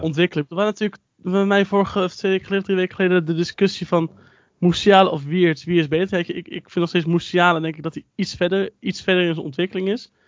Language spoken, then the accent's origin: Dutch; Netherlands; ons als Nederlanders